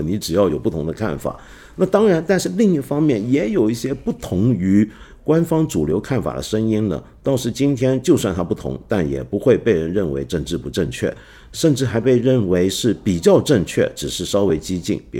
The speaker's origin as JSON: {"language": "Chinese", "region": "Guangdong", "country": "China", "accent": "Cantonese", "said": "就有点像我们广东话的粤语里面有一套以前读书用的粤语"}